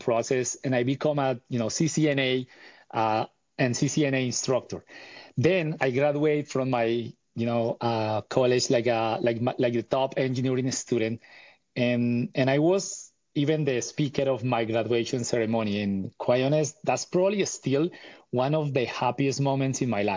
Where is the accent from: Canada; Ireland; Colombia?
Colombia; Bogotá; I was born and raised in Bogota, Colombia, and in the 80s.